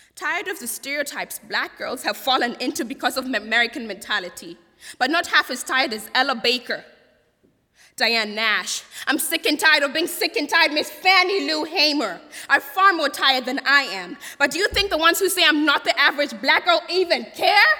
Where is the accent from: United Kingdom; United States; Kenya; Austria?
Kenya; accent: Queen's English; moved away as an adult; I'm an international student from Kenya